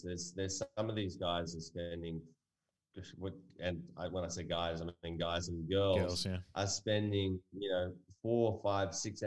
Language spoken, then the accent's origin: English; United States; now in Australia; I was born in America